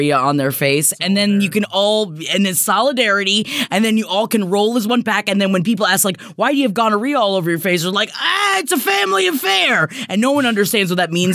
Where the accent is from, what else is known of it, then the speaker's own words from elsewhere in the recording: Florida, United States; we're from Florida.